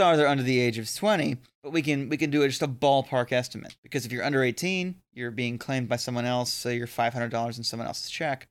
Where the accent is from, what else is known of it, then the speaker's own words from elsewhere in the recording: Florida, United States; I grew up in Florida